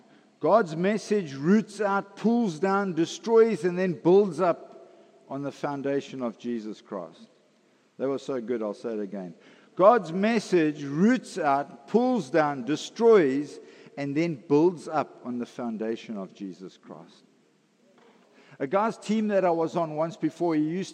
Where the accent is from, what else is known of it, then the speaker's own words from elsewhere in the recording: KwaZulu-Natal, South Africa; I grew up in Natal